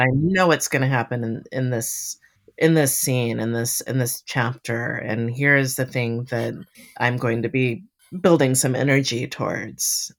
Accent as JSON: {"language": "English", "town": "Miami", "region": "Florida", "country": "United States", "tie": "born or raised there", "moved": "yes", "lives_now": "western Massachusetts, United States", "said": "I grew up in Miami, um, next to the ocean."}